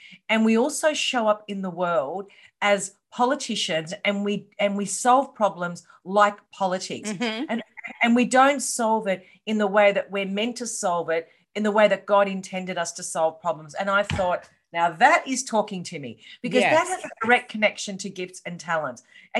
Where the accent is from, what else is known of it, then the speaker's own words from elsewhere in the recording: Australia; accent: Australian; Well, as you said, I'm from Australia, hence the accent. I live in Melbourne.